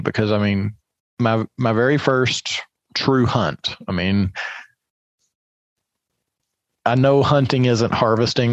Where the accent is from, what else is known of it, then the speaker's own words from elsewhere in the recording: Kentucky, United States; I grew up in Kentucky, 600 feet elevation.